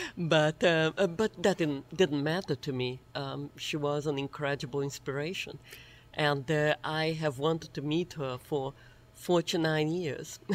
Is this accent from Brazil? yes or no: yes; Brazil; moved away; I was this little girl growing up in Brazil